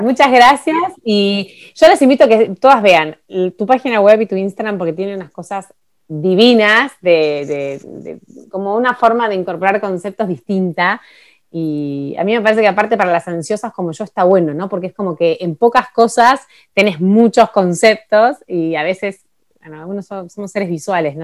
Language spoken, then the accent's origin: Spanish; Buenos Aires, Argentina; moved away as an adult; now in Ushuaia, Argentina; soy de Buenos Aires y mi vida está en Buenos Aires